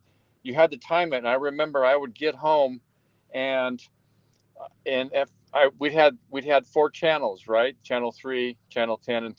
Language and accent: English; United States; I grew up in Tahoe and ski raced for 23 years.